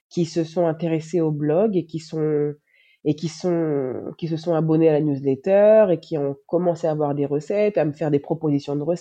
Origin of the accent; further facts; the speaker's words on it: Benin; also born or lived in France / Canada; now in Senegal; moi, je suis née en France, j'ai étudié au Canada, maintenant je vis au Sénégal et je suis béninoise.